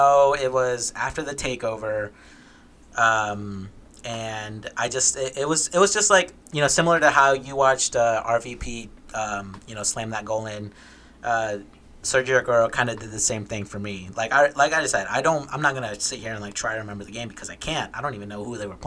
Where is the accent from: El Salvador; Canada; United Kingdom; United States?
El Salvador; moved away; I was born in El Salvador, so soccer was like the big thing over there